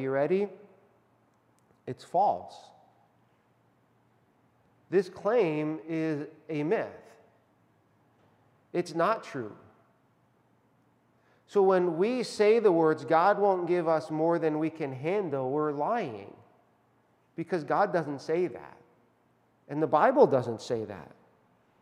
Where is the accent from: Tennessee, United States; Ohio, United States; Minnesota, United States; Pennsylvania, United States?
Pennsylvania, United States; Northeast; I was born in Northeast Pennsylvania, where the home of the coal miners who worked really, really hard